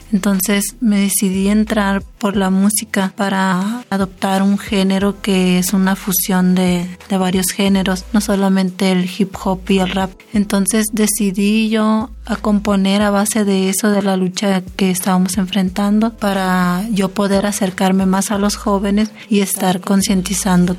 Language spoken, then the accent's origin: Spanish; El Desemboque, Sonora, Mexico; de Desemboque de los Seris